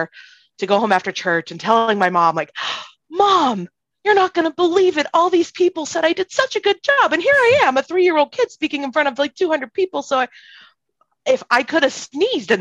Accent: South Carolina, United States; moved away as an adult; also born or lived in Hawaii; I'm the child of converts and I grew up in South Carolina

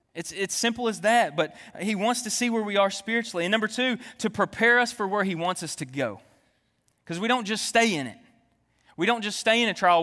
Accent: Jonesboro, Arkansas, United States; moved away; I'm originally from Jonesboro, Arkansas.

